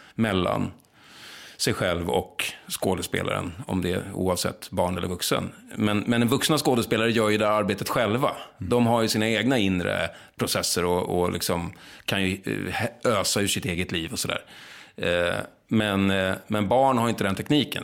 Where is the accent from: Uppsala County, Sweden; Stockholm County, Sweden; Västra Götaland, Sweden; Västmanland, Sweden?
Stockholm County, Sweden; Lidingö; accent: Lidingö; Jag var från Lidingö, lite så här övre medelklassunge.